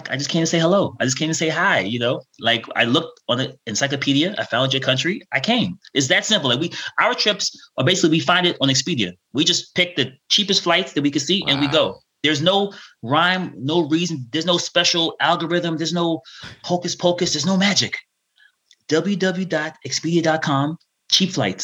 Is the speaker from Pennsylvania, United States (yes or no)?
no; New York City, New York, United States; first language Russian; English is a second language; also born or lived in Thailand; I'm from New York City, so I live near Rockefeller Center.